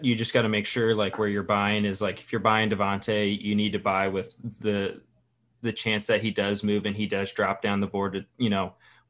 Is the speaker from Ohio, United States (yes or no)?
yes; Cleveland, Ohio, United States; also born or lived in Cincinnati, Ohio / Arizona; I was actually born in Cincinnati, lived in Arizona prior to growing up in Cleveland.